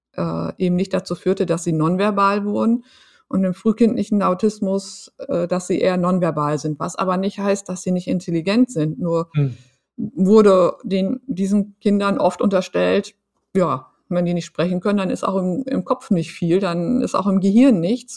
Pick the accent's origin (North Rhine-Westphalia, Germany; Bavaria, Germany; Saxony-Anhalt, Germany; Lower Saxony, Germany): Lower Saxony, Germany; Emsland; ich bin äh, auf dem Land groß geworden, im mhm. Emsland